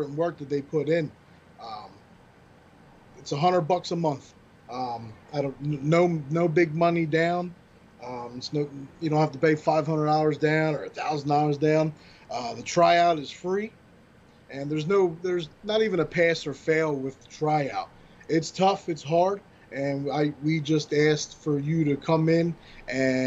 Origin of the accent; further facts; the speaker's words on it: Atlantic City, New Jersey, United States; in Atlantic City, in my hometown